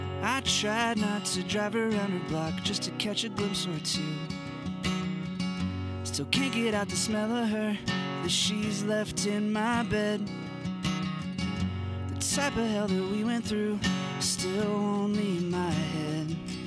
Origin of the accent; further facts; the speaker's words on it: Albuquerque, New Mexico, United States; There's these little flowers in New Mexico, where I'm from. I'm from Albuquerque, New Mexico.